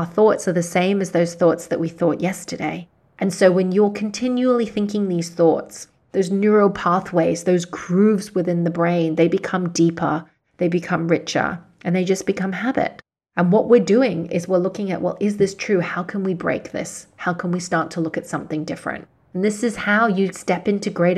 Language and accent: English; Hong Kong; I was born and raised in Hong Kong, and some of my clients are here in Hong Kong